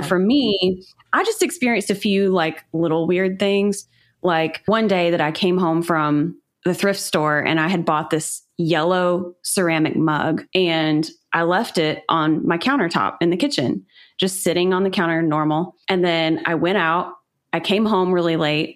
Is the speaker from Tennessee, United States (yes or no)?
yes; Chattanooga, Tennessee, United States; I'm from Chattanooga, which is kind of known for being a haunted city in some ways